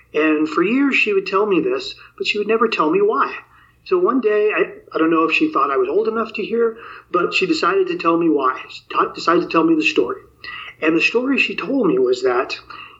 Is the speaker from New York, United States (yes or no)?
yes; New York City, New York, United States; moved away; also born or lived in the West (US); I grew up in New York City, and I lived in the Bronx, New York, in my early childhood